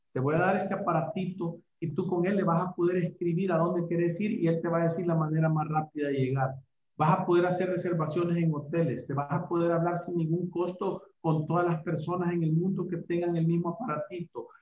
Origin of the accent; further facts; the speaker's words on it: El Salvador; somos salvadoreños